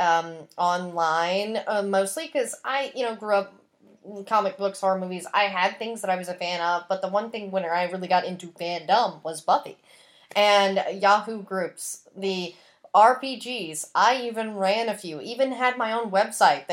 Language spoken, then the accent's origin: English; the Bible Belt, United States; I grew up in the Bible Belt